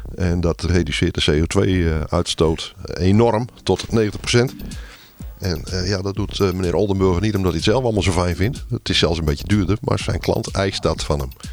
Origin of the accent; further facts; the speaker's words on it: Netherlands; wij als Nederlanders